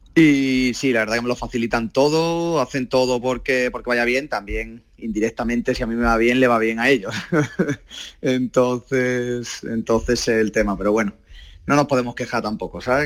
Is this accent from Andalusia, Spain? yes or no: yes; Málaga, Andalusia, Spain; yo soy de Málaga